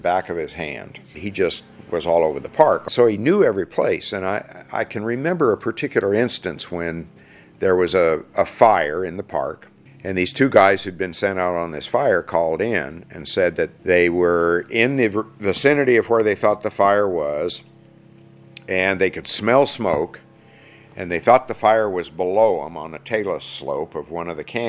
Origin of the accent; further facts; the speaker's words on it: Mesa Verde National Park, Colorado, United States; also born or lived in Durango, Colorado; my best friends growing up in Mesa Verde at the time were all Navajos